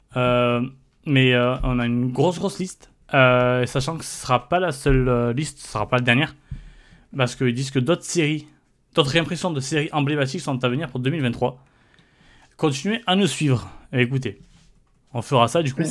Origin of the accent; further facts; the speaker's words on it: France; en tant que Français